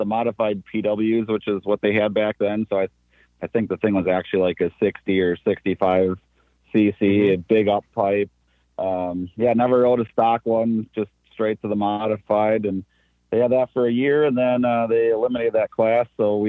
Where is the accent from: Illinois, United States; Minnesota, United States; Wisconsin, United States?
Wisconsin, United States; West Bend; born and raised in West Bend, lived there most of my life, and I moved about maybe 20 minutes away